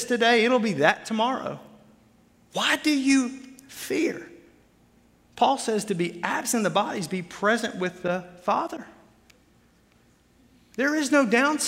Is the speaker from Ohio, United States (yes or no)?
no; Arkansas, United States; moved away as an adult; now in Wisconsin, United States; where I grew up in Arkansas